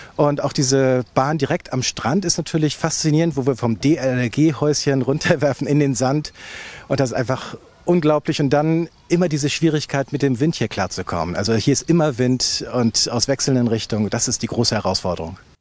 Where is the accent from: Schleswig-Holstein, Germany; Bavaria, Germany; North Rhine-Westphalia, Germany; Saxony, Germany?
Schleswig-Holstein, Germany; near Flensburg; ich komme aus der Nähe von Flensburg